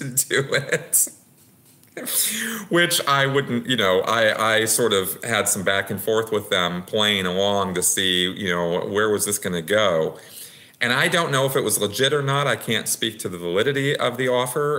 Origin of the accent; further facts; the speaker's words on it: United States; I'm an American. I've always been an American